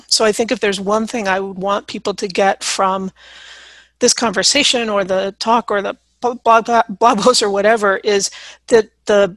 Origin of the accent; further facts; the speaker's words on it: United States; I'm white American